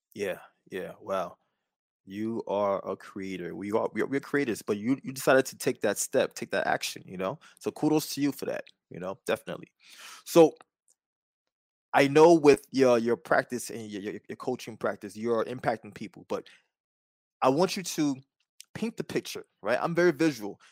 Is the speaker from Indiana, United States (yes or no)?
no; New York City, New York, United States; I'm from Staten Island